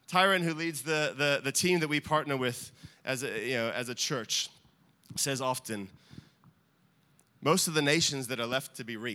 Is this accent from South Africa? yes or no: no; Australia; now in United States; I'm not American. I might sound it, and we joke about my accent. I'm Australian.